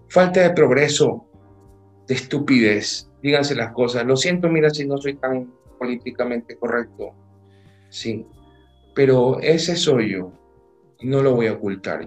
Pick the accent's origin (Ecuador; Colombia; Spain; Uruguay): Ecuador; haya nacido en este país